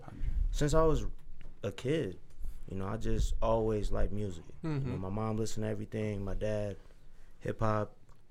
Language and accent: English; Lorain, Ohio, United States; Born and raised in Lorain, Steel City. Born and bred.